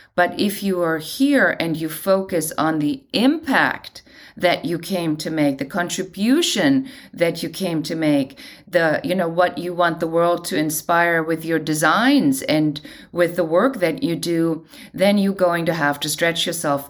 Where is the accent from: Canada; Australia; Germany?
Germany; moved away as an adult; now in Los Angeles, United States; I'm originally from Germany